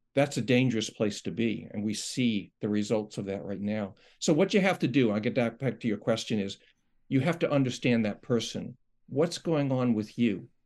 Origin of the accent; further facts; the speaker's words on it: New York, United States; moved away; I'm from New York